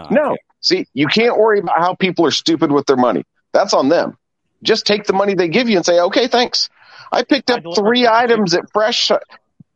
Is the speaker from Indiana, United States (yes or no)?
yes; Indianapolis, Indiana, United States; I'm from Indy